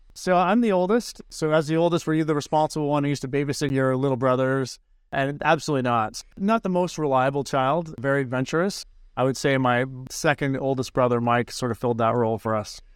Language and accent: English; Owen Sound, Ontario, Canada; now in Edmonton, Canada; growing up in Owen San.